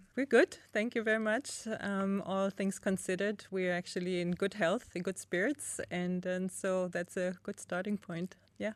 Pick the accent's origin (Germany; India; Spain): Germany; East Germany; growing up in East Germany, again, with limited resources, my parents grew a lot of food